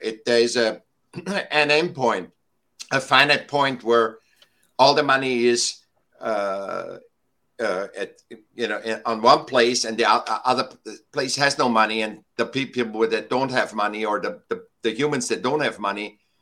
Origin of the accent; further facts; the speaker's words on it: Vienna, Austria; now in Laguna Beach, United States; I was born in Vienna, Austria. And I was uh, a sick child, and I got to school when I was seven